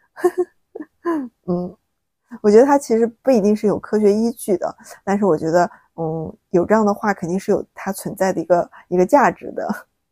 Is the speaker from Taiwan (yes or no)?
no; China; 我们中国人